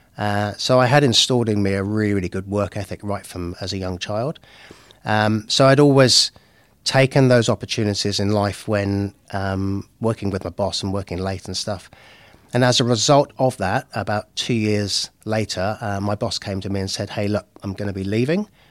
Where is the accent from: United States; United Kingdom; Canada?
United Kingdom; Henley-on-Thames, South East England; moved away as an adult; now in Bay of Plenty, New Zealand; I'm originally from the U K. Um, so I'm at a little place called Henlion's Hems in Oxfordshire